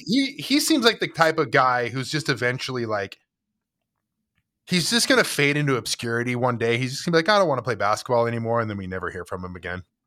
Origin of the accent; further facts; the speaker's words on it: United States; as an American